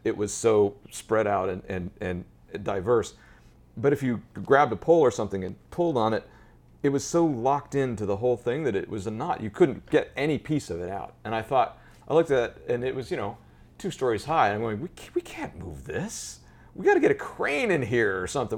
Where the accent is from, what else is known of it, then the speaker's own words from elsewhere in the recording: Colorado, United States; moved away as an adult; now in Manhattan, United States; I grew up in Colorado